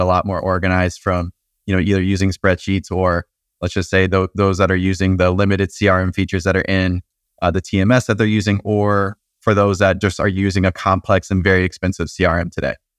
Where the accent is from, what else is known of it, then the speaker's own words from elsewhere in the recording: Atlanta, Georgia, United States; moved away as an adult; now in Nashville, United States; I'm originally from Atlanta.